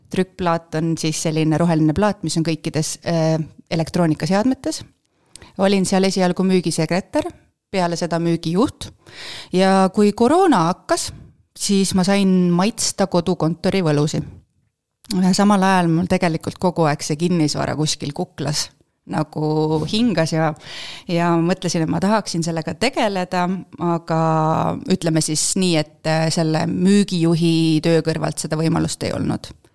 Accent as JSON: {"language": "Estonian", "town": "Paide", "region": "Järva County", "country": "Estonia", "tie": "born or raised there", "also_born_or_lived": "Turku, Finland", "moved": "as an adult", "said": "ma olen põline paidekas"}